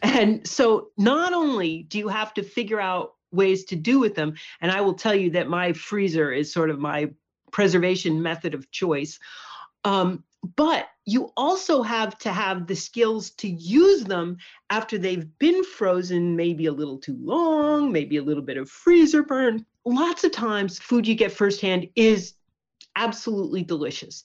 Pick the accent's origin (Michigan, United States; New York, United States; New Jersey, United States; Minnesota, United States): New York, United States; Poughkeepsie; moved away as an adult; also born or lived in California; now in Cape Cod, United States; I grew up in Poughkeepsie in the Hudson Valley